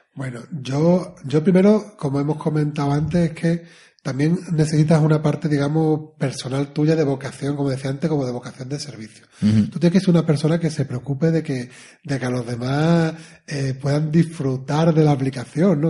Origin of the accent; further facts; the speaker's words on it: Spain; como somos españoles